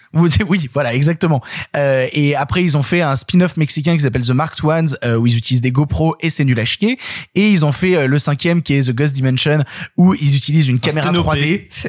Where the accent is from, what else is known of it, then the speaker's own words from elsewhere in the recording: Vienne, Auvergne-Rhône-Alpes, France; je viens de Vienne, à la base. Vienne, qui est une, petite ville